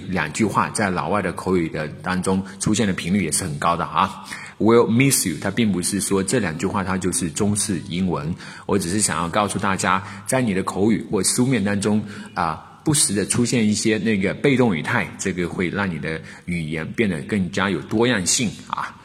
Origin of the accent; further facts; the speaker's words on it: China; 我们中国人